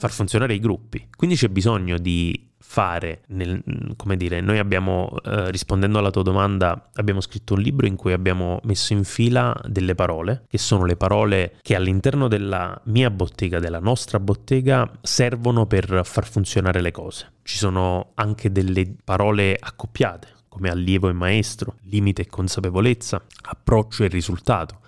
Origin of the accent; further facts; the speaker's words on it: Caselle in Pittari, Campania, Italy; io fin da quando ero adolescente ho lavorato, lavorato tra virgolette, nella mia comunità, Casella in Pittari